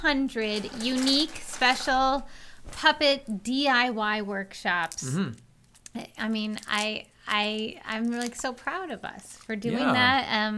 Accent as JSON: {"language": "English", "region": "Western New York", "country": "United States", "said": "And I'm from Western New York. I'm just from a different town."}